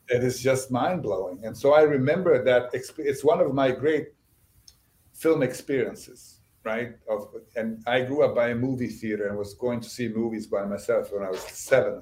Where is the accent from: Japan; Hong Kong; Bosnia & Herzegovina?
Bosnia & Herzegovina; first language Bosnian; English is a second language; moved away as an adult; also born or lived in Sarajevo; now in United States; I grew up in Bosnia